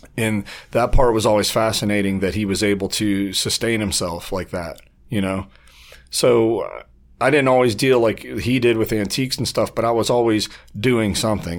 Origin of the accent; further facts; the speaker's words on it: Warren, Ohio, United States; moved away as an adult; also born or lived in Las Vegas; I was born on the west side of Warren, um, on Westwood. And, uh, I had a typical, you know, middle class upbringing